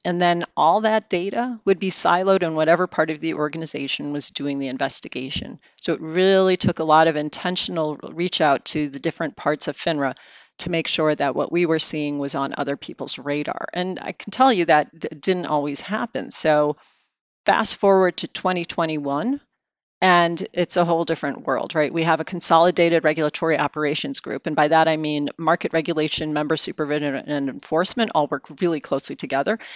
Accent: outside of Chicago, Illinois, United States; moved away; I am a Midwesterner, something many people don't know. I grew up outside of Chicago

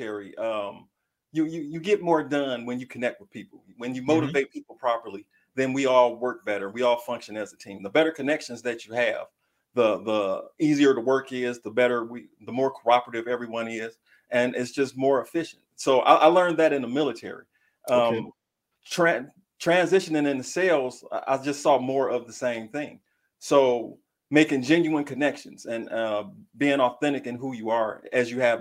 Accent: Detroit, Michigan, United States; I'm from Detroit

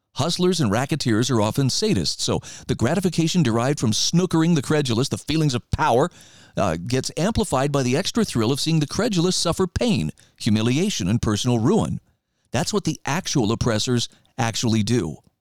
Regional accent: Idaho, United States; moved away; my home state of Idaho

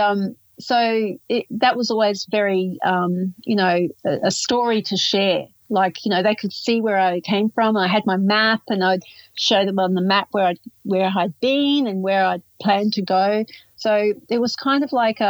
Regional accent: Outback, Australia; also born or lived in Northern Territory; now in Yarra Ranges, Australia; I grew up in Outback Australia

